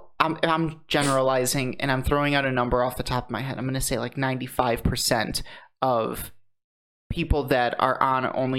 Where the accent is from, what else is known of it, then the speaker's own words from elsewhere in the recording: Muncie, Indiana, United States; I'm from Muncie, Indiana.